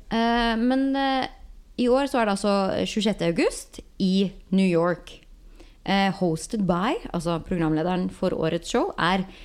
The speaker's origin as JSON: {"language": "Norwegian", "country": "Norway", "moved": "as an adult", "lives_now": "Los Angeles, United States", "said": "som nordmann"}